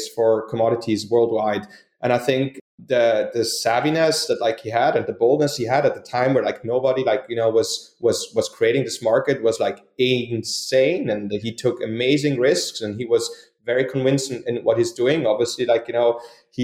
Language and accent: English; Switzerland; moved away as an adult; now in United States; I grew up in Switzerland. I'm Swiss. I moved to the United States